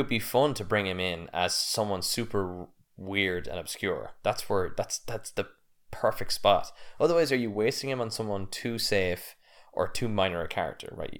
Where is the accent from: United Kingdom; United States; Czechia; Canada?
United States; I'm American.